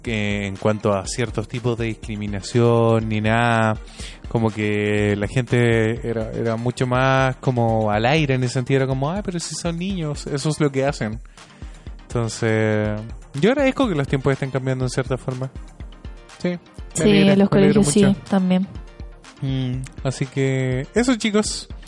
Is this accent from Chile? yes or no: yes; Chile; ya no somos los niños chilenos solamente en la sala de clase